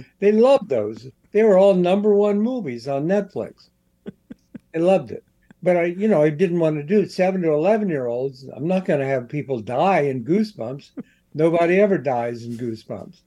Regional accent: Columbus, Ohio, United States; I was a kid in the 50s, and I grew up in Columbus, Ohio

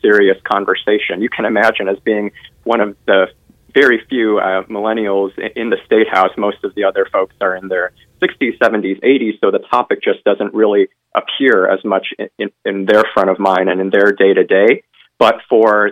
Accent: Northwest Indiana, United States; moved away as an adult; also born or lived in New York City; now in Washington, D.C., United States; I was born and raised in Northwest Indiana

